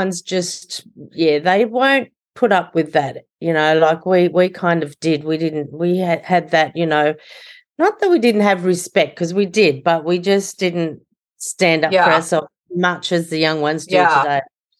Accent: Sydney, New South Wales, Australia; Yes, I'm from Sydney, Australia

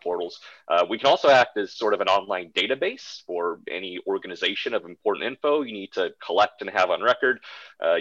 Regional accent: Wisconsin, United States; where I grew up in Wisconsin

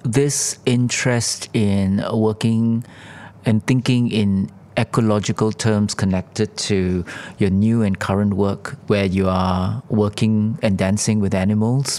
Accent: Singapore; I'm from Singapore and we are called the Switzerland of Asia

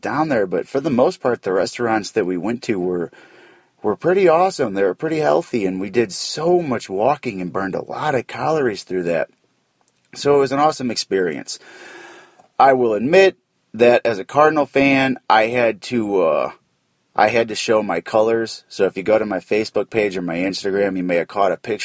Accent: St. Louis, Missouri, United States; I'm from St. Louis

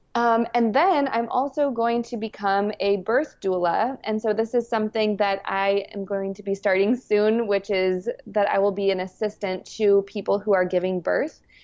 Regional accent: New Mexico, United States; I grew up in New Mexico

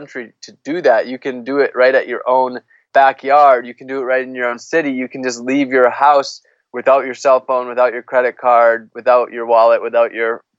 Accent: United States; I'm a privileged person growing up in the United States as a white male

